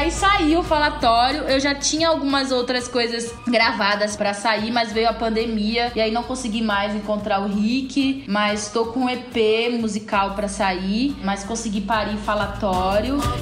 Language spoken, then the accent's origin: Portuguese; Salvador, Bahia, Brazil; moved away as an adult; now in São Paulo, Brazil; eu que saí de Salvador para vir para São Paulo